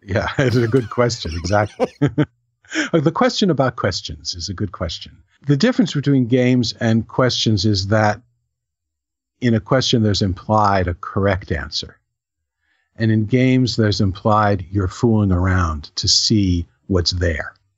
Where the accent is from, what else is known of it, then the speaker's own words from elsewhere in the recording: New Rochelle, New York, United States; When I was a kid, I grew up in New Rochelle in Westchester